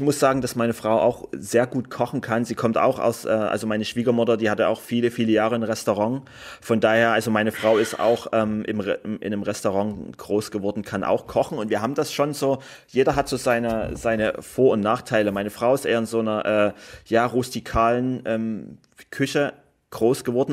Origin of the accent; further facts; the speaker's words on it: Germany; ich komme aus Deutschland